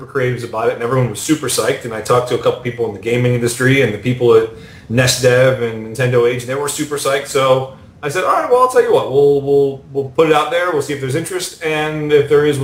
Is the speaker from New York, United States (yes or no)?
yes; New York, United States; I grew up in New York